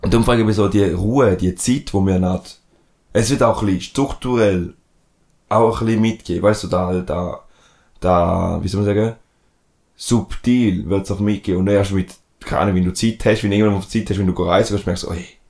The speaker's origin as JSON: {"language": "German", "country": "Switzerland", "tie": "born or raised there", "accent": "Rheintaler", "said": "dann bin ich im Rindtal aufgewachsen, bin im Verein gewesen und dann habe ich ab und zu einen Rintaler Dialekt"}